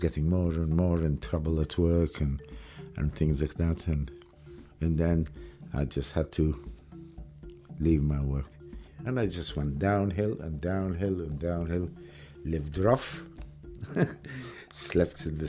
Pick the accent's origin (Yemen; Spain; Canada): Yemen; Aden; moved away; I was born in Aden under British rule.